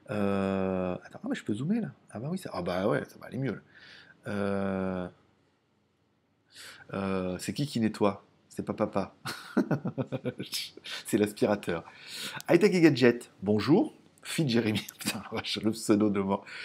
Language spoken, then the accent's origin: French; Lyon, Auvergne-Rhône-Alpes, France; born there; Ouais, je sais, je sais, je suis né à Lyon, je suis né au Tonkin. Je connais bien Lyon.